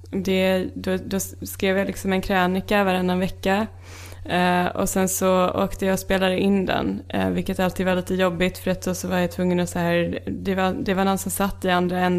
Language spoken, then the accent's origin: Swedish; Växjö, Kronoberg County, Sweden; jag är från Växjö. Så att det är 18 timmar med tåg.